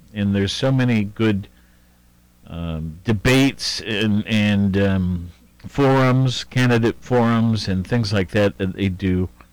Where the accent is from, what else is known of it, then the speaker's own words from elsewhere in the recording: Worthington, Ohio, United States; I'm from Worthington